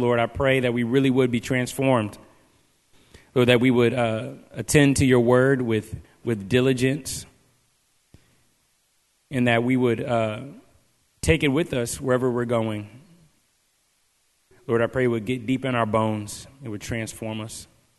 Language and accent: English; Virginia Beach, Virginia, United States; I grew up in Virginia Beach, and so just standing at the ocean and hearing the waves and seeing how vast the ocean is